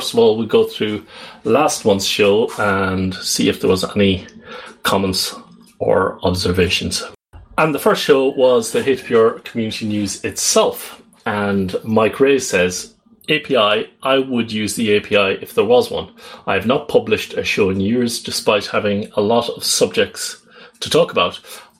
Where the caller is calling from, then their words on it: Netherlands; I'm calling in from the Netherlands.